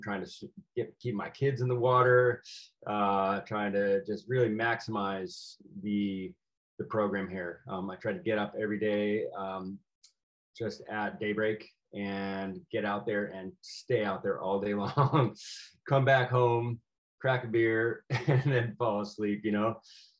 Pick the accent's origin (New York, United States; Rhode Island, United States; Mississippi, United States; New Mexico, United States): Rhode Island, United States; So I grew up in a pretty traditional East Coast family, Catholic, Republican, you know, of the kind of old mindset.